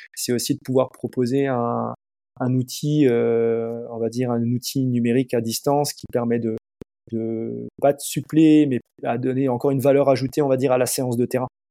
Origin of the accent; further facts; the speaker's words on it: Alsace, Grand Est, France; chez nous en Alsace